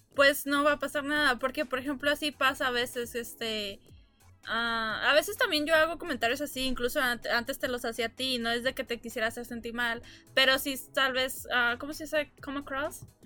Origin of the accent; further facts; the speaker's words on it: Mexico; also born or lived in El Paso, Texas, United States; now in New York, United States; nací en El Paso, pero crecí en México, pero tengo años viviendo aquí en Nueva York